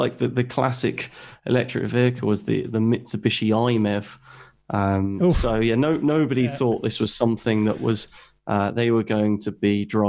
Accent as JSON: {"language": "English", "region": "South East England", "country": "United Kingdom", "tie": "born or raised there", "said": "So I'm obviously from the UK. I grew up in Hampshire and in the South Coast."}